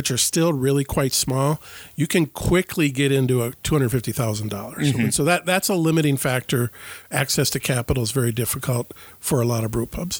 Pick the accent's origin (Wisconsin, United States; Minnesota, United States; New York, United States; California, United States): Wisconsin, United States; Ashland; now in Ellsworth, United States; I was born and raised in Ashland, Wisconsin.